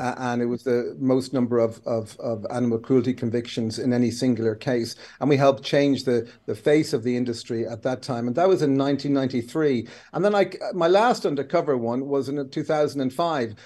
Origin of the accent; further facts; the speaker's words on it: Kildare, Leinster, Ireland; I'm Irish, but the other thing is the rest is I'm a Kildare man